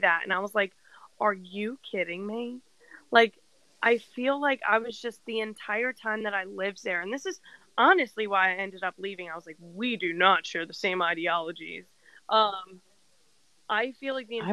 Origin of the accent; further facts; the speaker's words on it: New Jersey, United States; moved away as an adult; also born or lived in West Virginia; growing up in New Jersey and then going to school in West Virginia